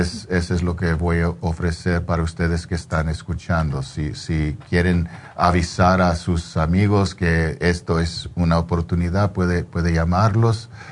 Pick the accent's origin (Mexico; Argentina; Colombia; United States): United States; yo soy de aquí, yo, yo, yo, ah, soy chicano